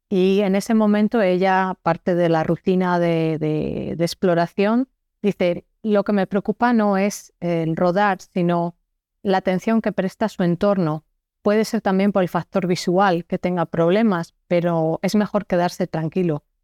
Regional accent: Spain; moved away as an adult; now in Belgium; yo soy una española que vive en Bélgica desde hace 12 años

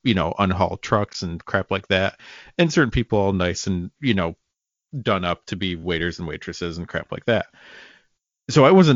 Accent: upstate New York, United States; I am from what I would consider a small town in upstate New York

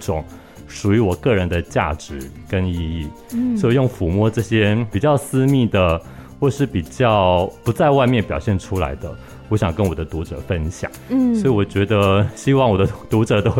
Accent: Pingtung County, Taiwan; born there; 因为啊，我出生是在屏东，是对，所以我母亲说我小时候都是在地上爬的时候都是讲闽南语

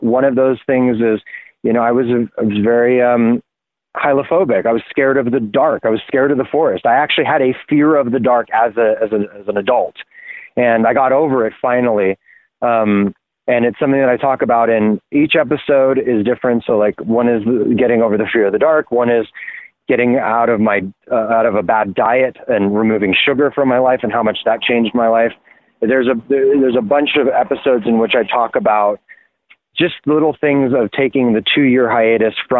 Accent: Los Angeles, California, United States; I grew up in Hollywood

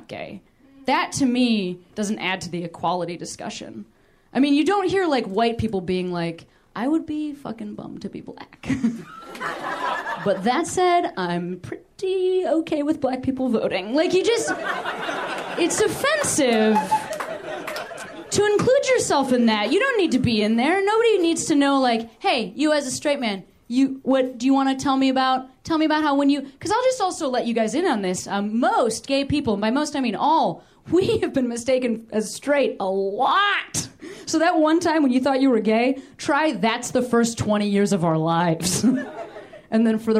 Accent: Midwest, United States; I'm from the Midwest

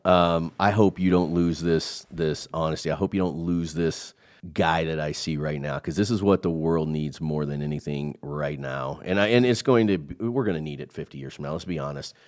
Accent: Midwest, United States; I'm from the Midwest

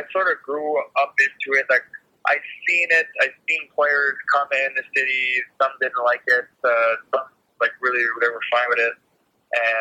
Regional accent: Montreal, Quebec, Canada; growing up in Montreal

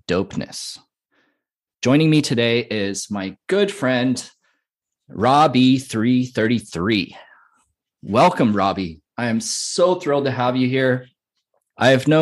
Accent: Santa Cruz, California, United States; also born or lived in Nevada City, California; now in Upstate New York, United States; I grew up in Santa Cruz, I was born in Nevada City, I'm living upstate New York

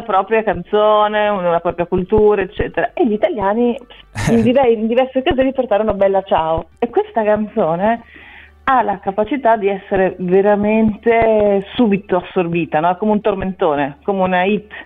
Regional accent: Bologna, Emilia-Romagna, Italy; io sono nata a Bologna e sono dell'Emilia Romagna

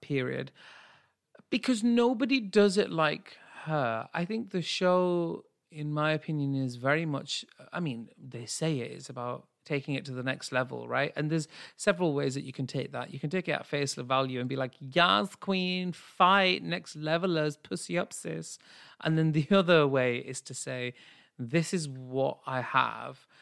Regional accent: United Kingdom; as a Brit

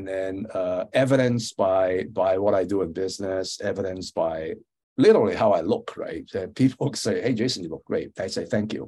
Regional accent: San Francisco, California, United States; also born or lived in Hong Kong; I grew up in San Francisco, went to Lowell High School, which is a famous public school, went to Berkeley.

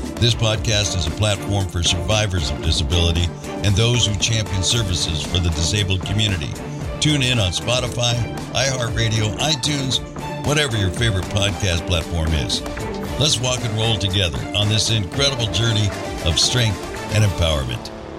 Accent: Minneapolis, Minnesota, United States; also born or lived in Las Vegas; now in Cedar City, United States; I grew up initially in Minneapolis, moved to Las Vegas in 1985

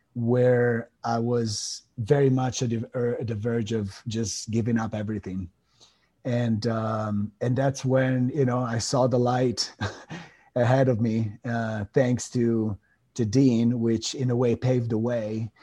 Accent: Italy; moved away as an adult; also born or lived in Miami; now in United States; I come from Italy. I was born and raised over there. I came to the states in 2007

